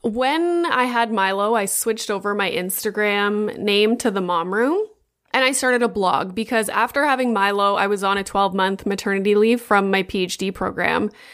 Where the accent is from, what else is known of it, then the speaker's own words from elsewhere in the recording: Sudbury, Ontario, Canada; moved away as an adult; also born or lived in Boca Raton, Florida; now in Toronto, Canada; the university in my hometown in Sudbury